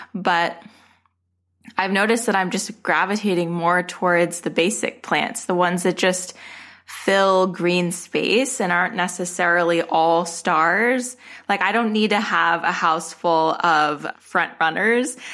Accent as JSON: {"language": "English", "region": "Arizona", "country": "United States", "moved": "yes", "said": "I'm from Arizona. My, my collection started in Arizona"}